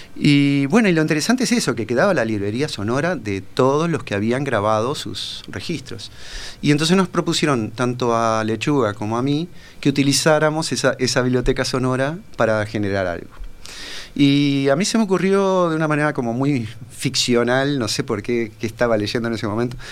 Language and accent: Spanish; Paysandú, Uruguay; yo me crié en Paysandú ah. este, hice toda la escuela en Paysandú